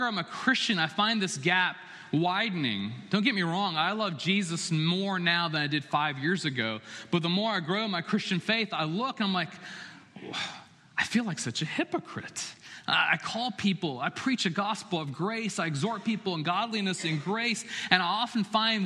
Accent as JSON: {"language": "English", "town": "Chapel Hill", "region": "North Carolina", "country": "United States", "tie": "born or raised there", "moved": "as an adult", "said": "it was my hometown. It was where I was born and raised."}